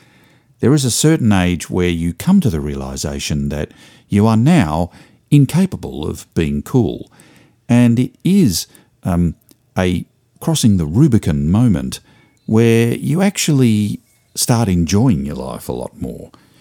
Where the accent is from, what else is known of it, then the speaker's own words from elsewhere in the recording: Springvale, Victoria, Australia; After all, I grew up in Springvale.